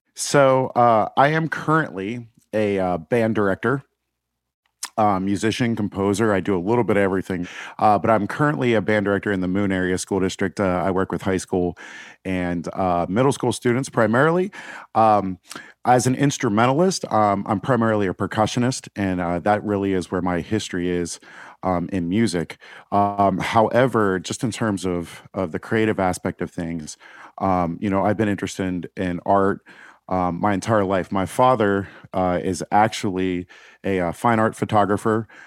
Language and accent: English; Pittsburgh, Pennsylvania, United States; also born or lived in Northern Virginia / Washington, D.C.; I grew up in the South Hills of Pittsburgh